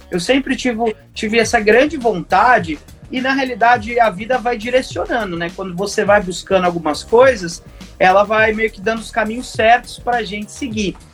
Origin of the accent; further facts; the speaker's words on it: Indaiatuba, São Paulo, Brazil; eu sou nascido e criado em Dayatuba e não tem como a gente é, não ter tido a influência da gloriosa Zoff aqui na cidade, né?